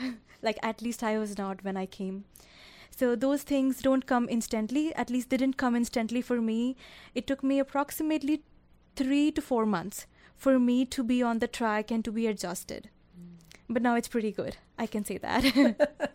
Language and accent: English; Karnal, Haryana, India; moved away as an adult; now in Canada; I am specifically from Karnal, Haryana